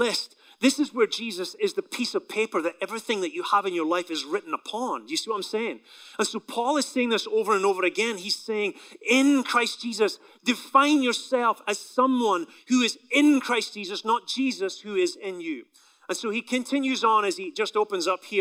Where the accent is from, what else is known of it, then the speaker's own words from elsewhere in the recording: Scotland, United Kingdom; now in United States; my country in Scotland